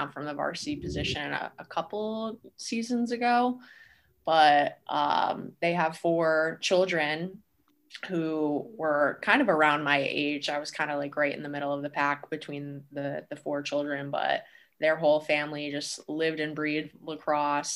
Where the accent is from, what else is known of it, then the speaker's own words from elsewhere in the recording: Penn Yan, New York, United States; moved away as an adult; now in Plattsburgh, United States; my hometown and the traditions that were built there in Penyan